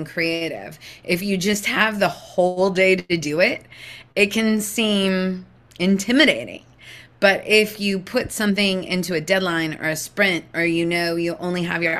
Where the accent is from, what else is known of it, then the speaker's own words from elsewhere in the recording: West Coast, United States; I grew up on the West Coast